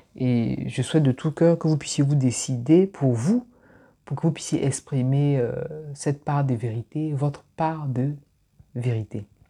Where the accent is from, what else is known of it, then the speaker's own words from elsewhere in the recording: Abidjan, Côte d’Ivoire; moved away; je suis né à Abidjan, j'ai grandi à Abidjan, je suis d'origine ivoirienne.